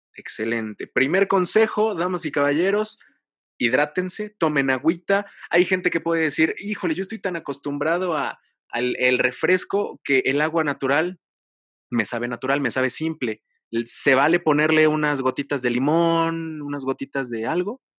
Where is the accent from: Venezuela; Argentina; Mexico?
Mexico; como mexicanos